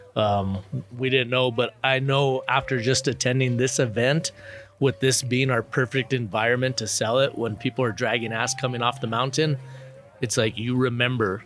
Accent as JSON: {"language": "English", "town": "Albuquerque", "region": "New Mexico", "country": "United States", "said": "I'm from Albuquerque, New Mexico."}